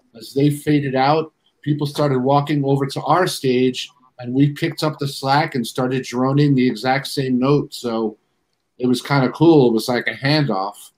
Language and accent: English; New York City, New York, United States; I was born at Kew Gardens, but the hospital's not even there no more.